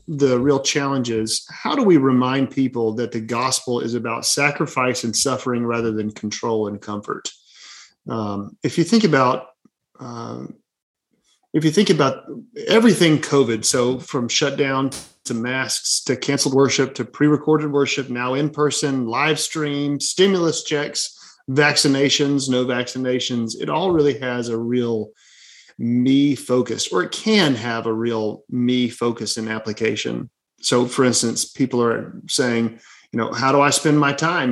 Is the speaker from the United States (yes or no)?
yes; Birmingham, Alabama, United States; also born or lived in St. Louis, Missouri; born and raised in Birmingham, Alabama, and three and a half years in St. Louis, Missouri uh, for seminary.